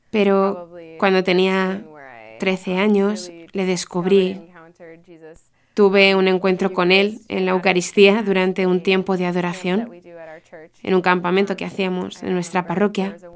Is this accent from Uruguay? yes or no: no; Blaine, Minnesota, United States; Spanish is a second language; moved away as an adult; now in Ireland; yo crecí en Minnesota, en un pueblo llamado Blaine. Um, crecí en una familia católica.